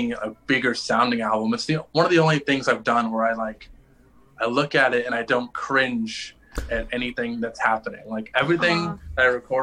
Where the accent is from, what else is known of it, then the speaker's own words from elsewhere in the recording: Rockford, Illinois, United States; my hometown of Rockford, Illinois